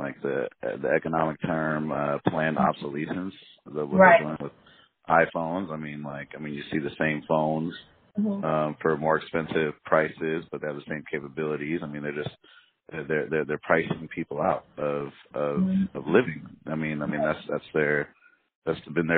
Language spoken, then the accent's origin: English; California, United States; I was born there in California